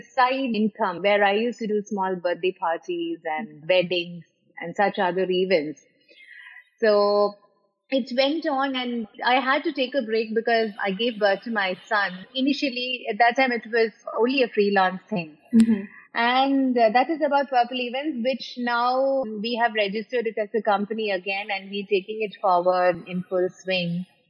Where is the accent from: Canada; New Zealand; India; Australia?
India; Kochi, Kerala; moved away as an adult; now in Dubai, United Arab Emirates; I hail from Cochin and uh, I came to Dubai in the year 2006